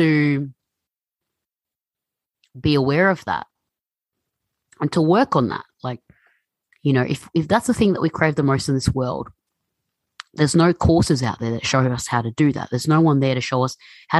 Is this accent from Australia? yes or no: yes; Melbourne, Victoria, Australia; growing up in Melbourne, you know, it's very multicultural, very international